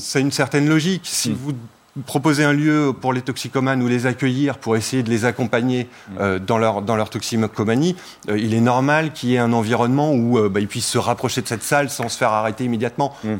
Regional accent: Paris, Île-de-France, France; je suis un Parisien euh, pure pur souche, quoi, mm. donc euh, j'aime ma ville

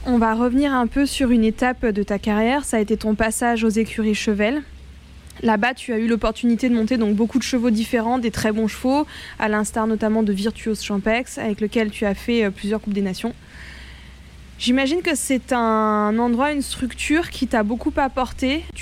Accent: France; Chez nous, en France et en Europe

